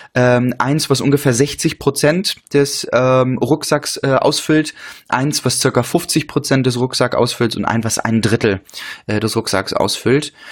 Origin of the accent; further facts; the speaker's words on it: Rostock, Mecklenburg-Vorpommern, Germany; moved away; meine Heimatstadt äh, Rostock